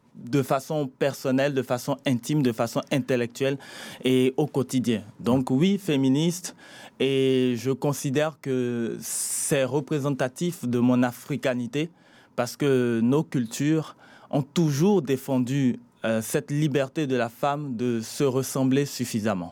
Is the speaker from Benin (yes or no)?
yes; Benin; Mon père est malien, ma mère togolaise. Je suis né au Bénin